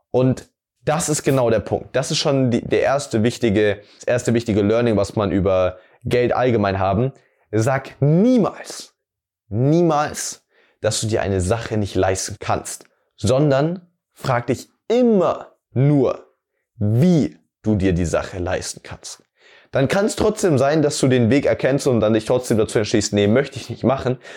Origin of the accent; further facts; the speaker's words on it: Amberg, Bavaria, Germany; mich durch Amberg, also die Stadt, wo ich herkomme, darum zu kutschieren